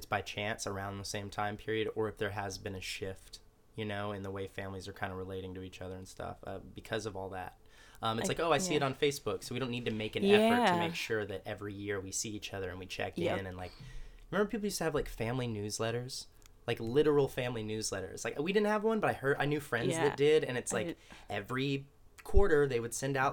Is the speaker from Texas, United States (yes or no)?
yes; Texas, United States; moved away; I'm from Texas